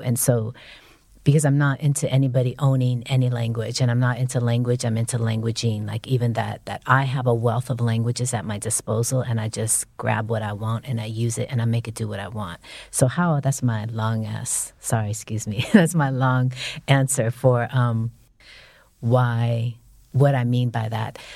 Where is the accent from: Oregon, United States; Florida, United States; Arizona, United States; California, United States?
California, United States; San Francisco; I'm from San Francisco.